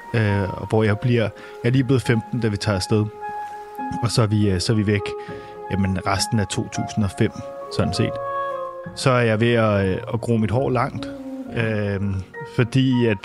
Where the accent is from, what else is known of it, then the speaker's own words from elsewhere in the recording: Copenhagen, Capital Region of Denmark, Denmark; vi sidder jo i en øh, helårshaveforening i Sydhavnen, hvor at, øh, jeg simpelthen har boet hele mit liv. Øh, det er mit barndomshjem, vi sidder